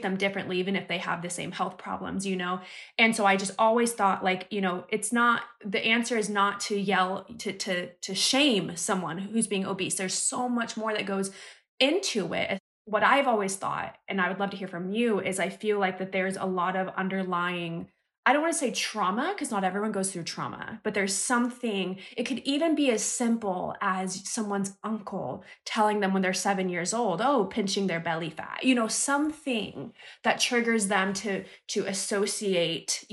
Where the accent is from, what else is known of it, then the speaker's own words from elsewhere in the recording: United States; moved away as an adult; growing up in the United States